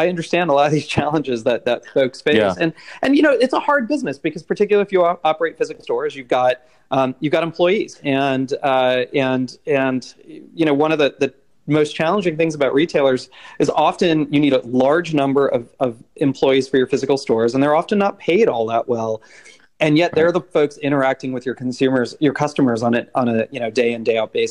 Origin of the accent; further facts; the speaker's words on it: Silicon Valley, California, United States; moved away as an adult; also born or lived in India; I grew up in the Silicon Valley